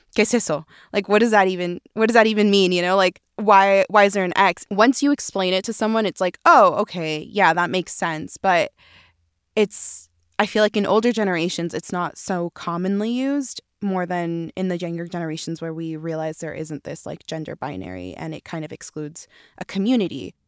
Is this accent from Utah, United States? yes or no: yes; Utah, United States; growing up in Utah